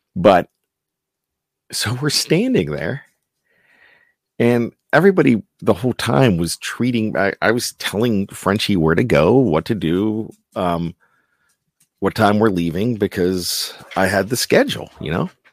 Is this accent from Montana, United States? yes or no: no; Johnstown, Pennsylvania, United States; growing up in Johnstown, P A.